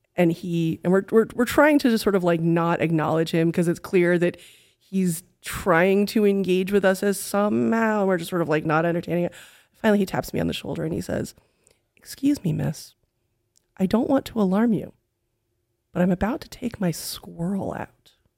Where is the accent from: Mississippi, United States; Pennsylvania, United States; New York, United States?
New York, United States; New York City; moved away as an adult; now in Texas, United States; I am from New York City